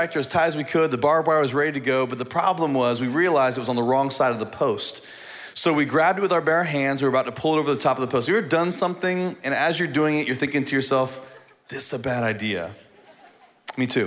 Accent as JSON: {"language": "English", "region": "Indiana", "country": "United States", "tie": "born or raised there", "moved": "yes", "said": "I grew up in Indiana on a farm"}